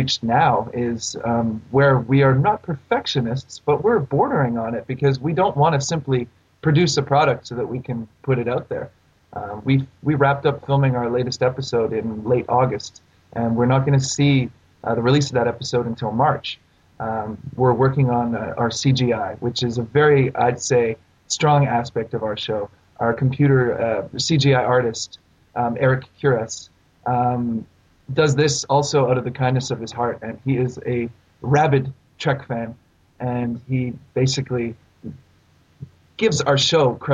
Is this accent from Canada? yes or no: yes; Canada; I'm Canadian